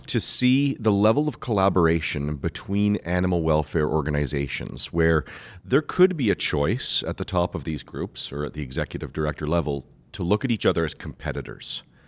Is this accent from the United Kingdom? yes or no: no; Canada; I am Canadian